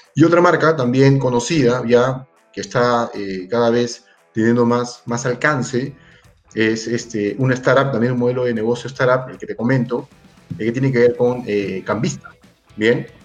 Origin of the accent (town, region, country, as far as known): Peru